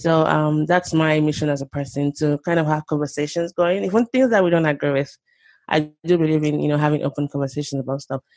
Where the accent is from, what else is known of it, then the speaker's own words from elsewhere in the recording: Lagos, Nigeria; moved away as an adult; now in Oklahoma, United States; I grew up in Nigeria, Lagos, Nigeria, to be precise. Um, spent the first two decades of my life there, and then I mm. moved to the US um, 11 years ago.